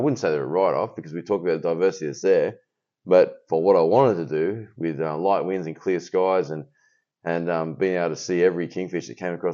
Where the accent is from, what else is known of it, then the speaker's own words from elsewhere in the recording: Australia; as an Australian